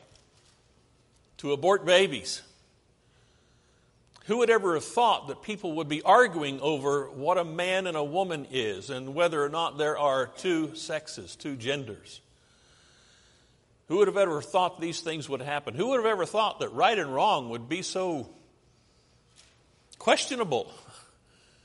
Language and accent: English; United States; I'm an American